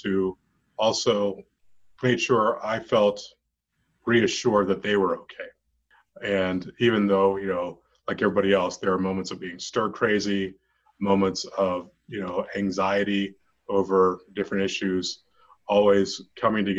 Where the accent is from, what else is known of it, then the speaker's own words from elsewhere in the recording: Western Pennsylvania, United States; now in Colorado, United States; I grew up in Western Pennsylvania in the 70s